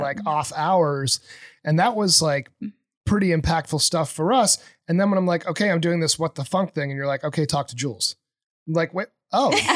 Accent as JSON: {"language": "English", "region": "New Hampshire", "country": "United States", "tie": "born or raised there", "also_born_or_lived": "Boston", "moved": "as an adult", "said": "I grew up in New Hampshire, um, really in the middle of nowhere."}